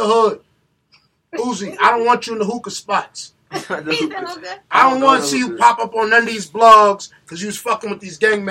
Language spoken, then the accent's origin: English; New York City, New York, United States; I'm from East New York, Brooklyn